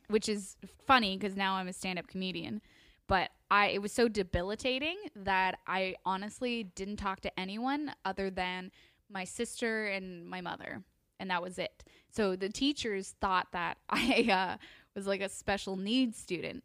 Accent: Toronto, Ontario, Canada; I grew up in Toronto, Ontario, Canada.

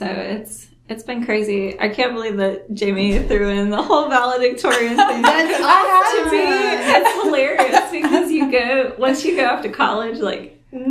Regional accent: Florence, United States; I grew up here in Florence

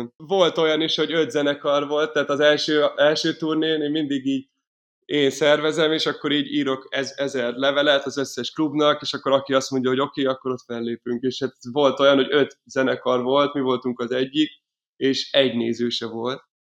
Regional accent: Miskolc, Borsod-Abaúj-Zemplén, Hungary; moved away as an adult; also born or lived in Paris; now in Budapest, Hungary; Miskolcról, Miskolcon születtem, és ott is voltam gyerek

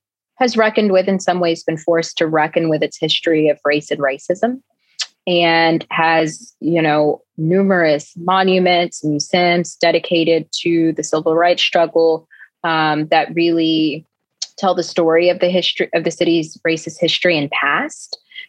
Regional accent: Dallas, Texas, United States; also born or lived in Mesquite, Texas / Birmingham, Alabama; I grew up in Pleasant Grove and in Mesquite is where I ended up, and also spent part of my time in Birmingham, Alabama, which is where my dad is from.

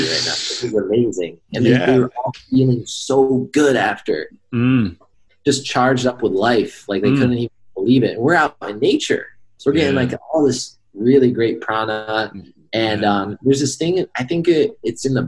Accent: New York, United States; now in Arizona, United States; I'm from New York. In fact, I'm going back home tomorrow

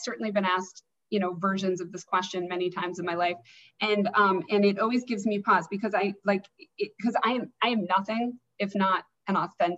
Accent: Alaska, United States; But, so I grew up in Alaska, and I was in this big public high school.

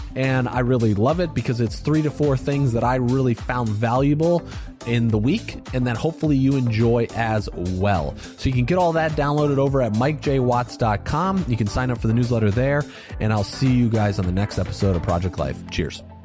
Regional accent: Valparaiso, Indiana, United States; I grew up in Valparaiso, Indiana, which is a predominantly white town

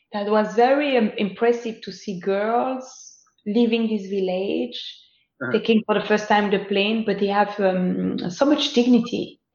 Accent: Lubumbashi, Haut-Katanga, DR Congo; born there; I was born in Lubumbashi

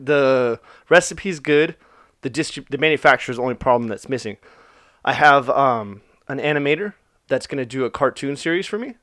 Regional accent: Orange, California, United States; I was born in Orange, the city of Orange

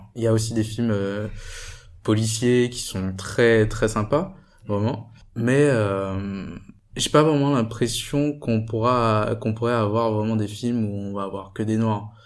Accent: Guadeloupe; now in Paris, France; je viens de Guadeloupe

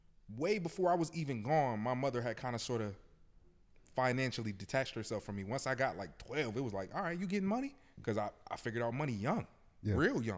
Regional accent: Buffalo, New York, United States; I'm from Buffalo, Buffalo Public Schools

